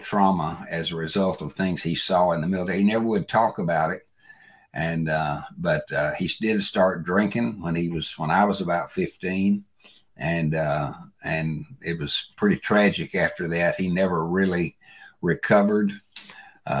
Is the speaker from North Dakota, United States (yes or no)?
no; Bolivar, Tennessee, United States; I grew up in West Tennessee, a little town called Bolivar, Tennessee.